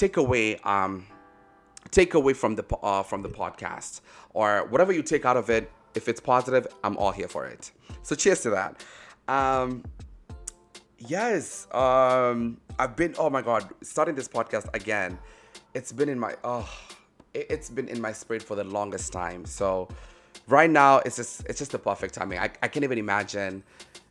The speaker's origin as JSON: {"language": "English", "country": "Kenya", "moved": "yes", "lives_now": "United States", "said": "I'm based in the States. I'm originally Kenyan, actually. But I live in the States"}